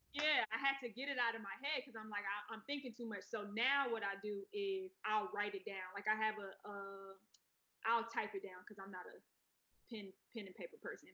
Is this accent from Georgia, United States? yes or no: yes; Atlanta, Georgia, United States; also born or lived in Pensacola, Florida; I'm from Atlanta. I know Atlanta. I was born in Pensacola, Florida, though and that's where my grandmother raised me until I was about eight. Then we moved to Atlanta